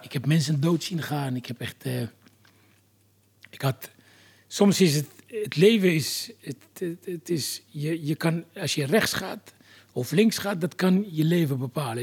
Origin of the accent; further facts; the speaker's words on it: Algeria; also born or lived in France; now in Netherlands; Jaren later ben ik verhuisd uit Algerije